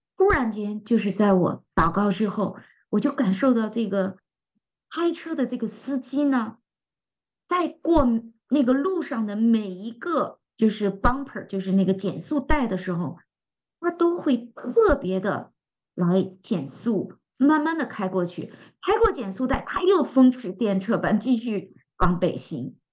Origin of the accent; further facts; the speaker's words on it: China; 作为我们中国人